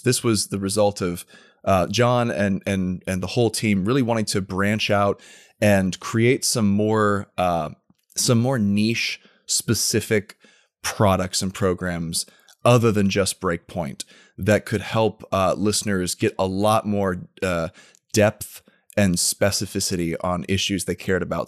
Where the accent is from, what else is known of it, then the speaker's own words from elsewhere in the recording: Tampa, Florida, United States; also born or lived in Washington, D.C.; I was born and raised in the Tampa area